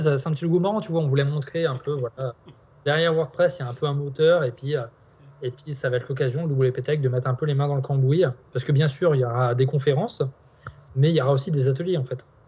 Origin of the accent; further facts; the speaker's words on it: Nantes, Pays de la Loire, France; on est nantais